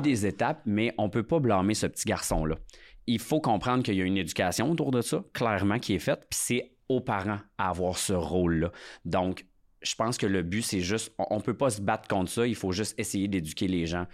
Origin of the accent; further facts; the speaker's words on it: Lac Saint-Jean, Quebec, Canada; je viens quand même du lac Saint-Jean